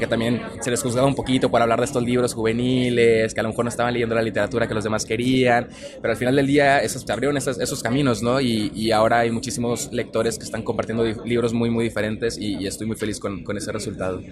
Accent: Monterrey, Nuevo León, Mexico; yo soy regio

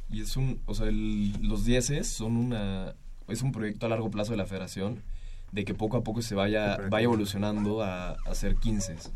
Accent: Mexico City, Mexico; Hay un, ¿qué será? Tres, dos tercios de la selección somos de la Ciudad de México

